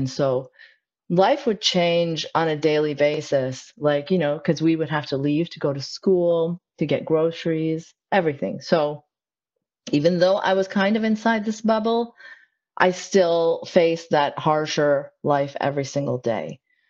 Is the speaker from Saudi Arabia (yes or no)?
yes; Saudi Arabia; so I'm of Pakistani background, but I grew up in Saudi Arabia. So I wasn't like a Saudi